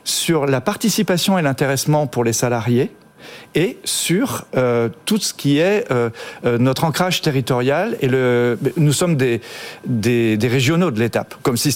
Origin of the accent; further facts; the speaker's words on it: Brittany, France; breton, hein. je comprends que l'anglais, euh, petit breton.